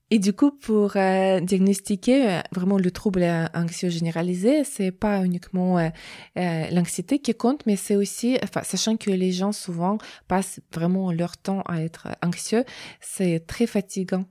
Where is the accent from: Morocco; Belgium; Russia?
Russia; French is a second language; moved away as an adult; now in France; je viens de Russie, du coup, j'ai un diplôme là-bas.